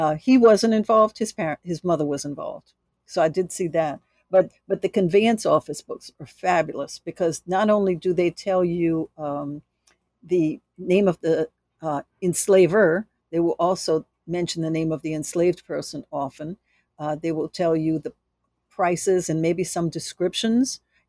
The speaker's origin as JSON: {"language": "English", "town": "New Orleans", "region": "Louisiana", "country": "United States", "said": "I mean, and I'm from New Orleans"}